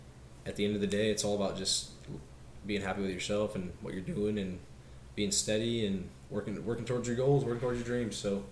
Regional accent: Kansas City, Missouri, United States; I'm from Kansas City, Missouri. I went to Liberty High School

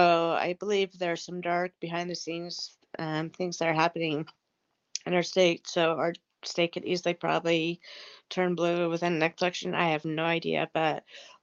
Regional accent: Idaho, United States; being from the state of Idaho

